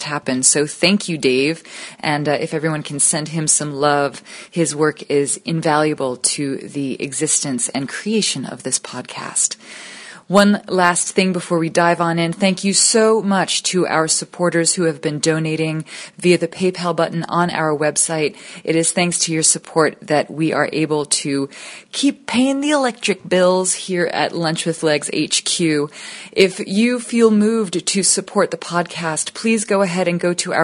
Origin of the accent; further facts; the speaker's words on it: New York City, New York, United States; also born or lived in just outside of Manhattan; I grew up just outside of Manhattan, and we moved back into Manhattan when I was 9